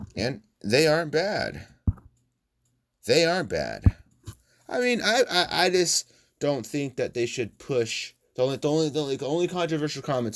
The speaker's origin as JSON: {"language": "English", "country": "United States", "said": "I'm from the United States."}